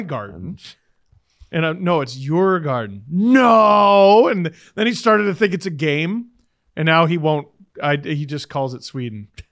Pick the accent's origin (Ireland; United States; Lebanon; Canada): Canada; as a Canadian, I love this country.